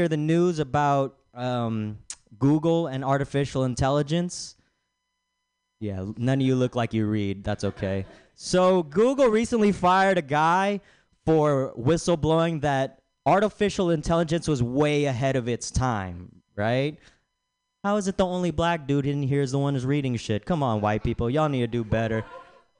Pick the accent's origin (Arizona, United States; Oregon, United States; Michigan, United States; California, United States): California, United States; Bay Area; I'm from the Bay Area